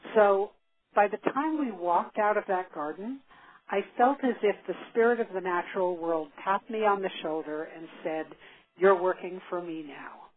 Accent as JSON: {"language": "English", "town": "New York City", "region": "New York", "country": "United States", "tie": "born or raised there", "said": "I grew up in New York City, uh, the daughter of two artists"}